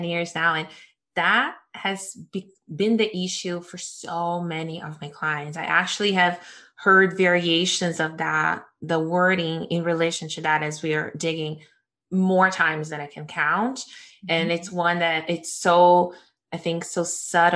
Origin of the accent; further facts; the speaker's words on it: Brazil; moved away as an adult; growing up in Brazil, I moved here, I was 21